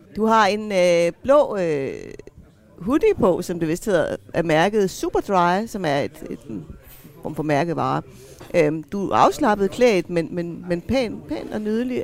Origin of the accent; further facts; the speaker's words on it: Greenland; Jeg er grønlænder